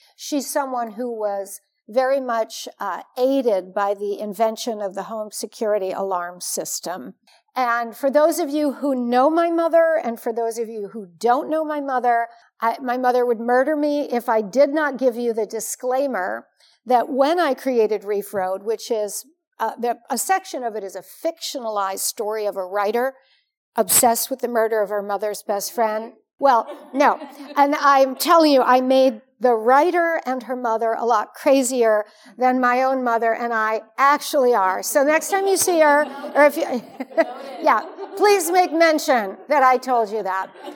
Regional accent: Warren, Michigan, United States; moved away; I grew up here. I was born and raised here on Lorraine.

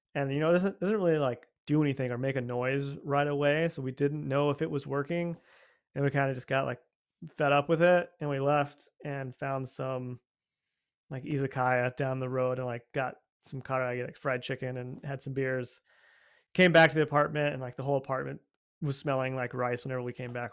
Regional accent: United States; I'm from America

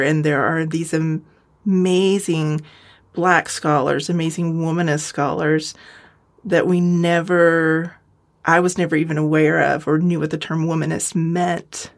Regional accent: United States; also born or lived in California / Colorado; I grew up out west in California and Colorado

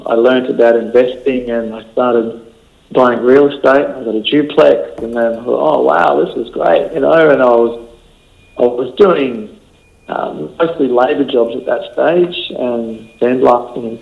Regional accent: Rockhampton, Queensland, Australia; moved away as an adult; now in Gold Coast, Australia; I was born and bred in Rockhampton and on the banks of the Fitzroy River there, about 30 kilometres out of town

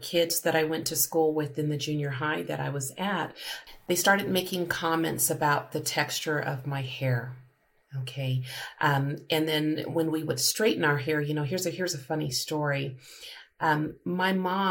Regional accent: Colorado, United States; I grew up in Colorado

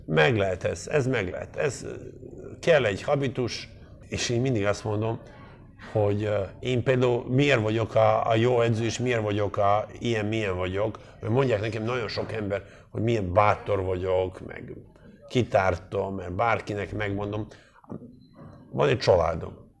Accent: Montenegro; also born or lived in Dubrovnik, Croatia; now in Hungary; én Montenegro-i gyerek vagyok, azért ez tudjuk már meg, hogy azért ez nem egy csúnya ország, Dubra nyugodt születtem

